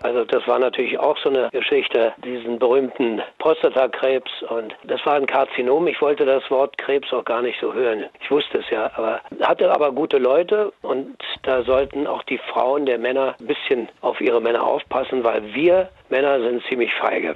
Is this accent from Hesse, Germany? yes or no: no; Berlin, Germany; ich komme ja aus Neukölln und so also Nachkriegskind